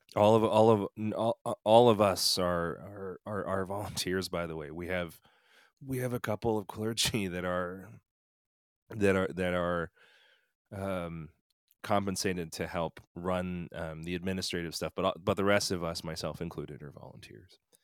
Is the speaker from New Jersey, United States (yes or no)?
no; Philadelphia, Pennsylvania, United States; also born or lived in Korea; becoming a priest in the Episcopal Church in my hometown of Philadelphia